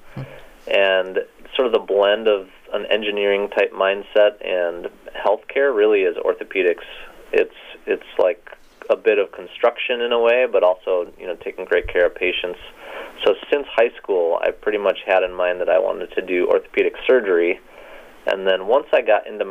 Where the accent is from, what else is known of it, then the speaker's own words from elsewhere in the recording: Rhinelander, Wisconsin, United States; moved away as an adult; also born or lived in Madison, Wisconsin / Kalamazoo, Michigan; I was born and raised in Rhinelander, Wisconsin